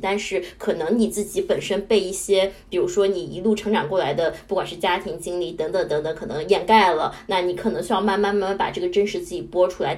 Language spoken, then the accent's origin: Chinese; Qingdao, Shandong, China; moved away; 我是海边长大的，我是青岛人